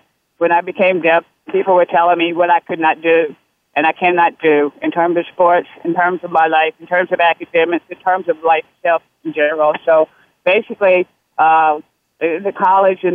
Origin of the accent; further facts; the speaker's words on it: Deep South, United States; I was born in the Deep South.